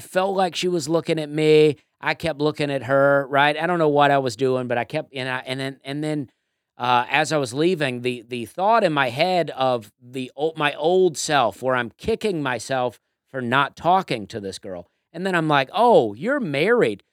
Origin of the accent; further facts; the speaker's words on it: Auburn, Alabama, United States; now in Nashville, United States; I'm from Alabama, too